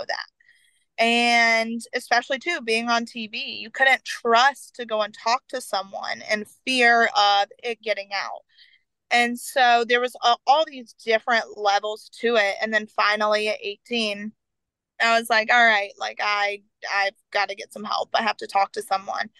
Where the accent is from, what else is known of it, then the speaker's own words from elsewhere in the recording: the South, United States; I grew up in the South